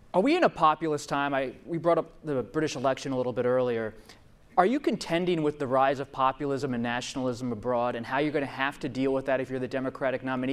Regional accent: Pennsylvania, United States; my home state, Pennsylvania

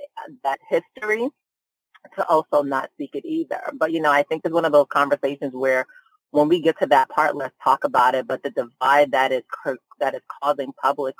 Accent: United States; born or raised there; also born or lived in Nigeria

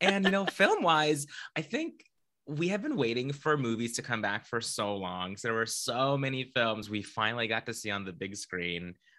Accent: Orlando, Florida, United States; I grew up in Orlando

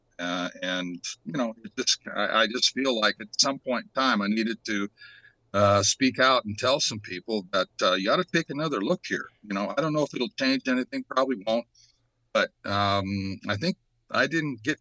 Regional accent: Tacoma, Washington, United States; we were from the same state of Washington. He was from Seattle. I was from Tacoma

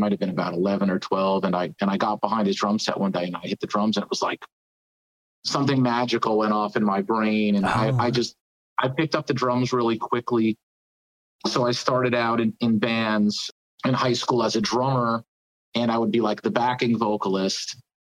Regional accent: New Jersey, United States; I'm from New Jersey originally.

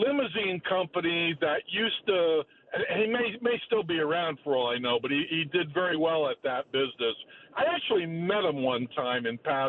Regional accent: Connecticut, United States; I'm from Connecticut

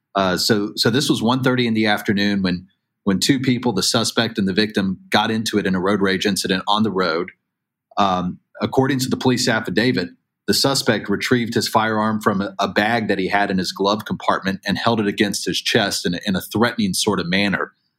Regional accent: Chattanooga, Tennessee, United States; now in Newport News, United States; my hometown um, in, in Hamilton County area of Chattanooga, Tennessee.

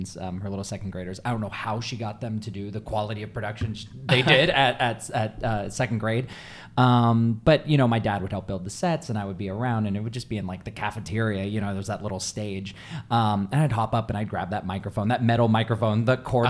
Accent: Tucson, Arizona, United States; I'm from Tucson, I'm from Arizona

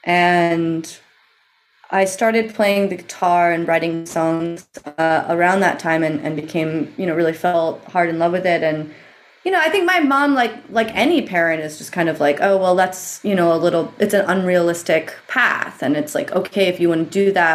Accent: Eugene, Oregon, United States; I grew up in Eugene, Oregon, which is in the Pacific Northwest

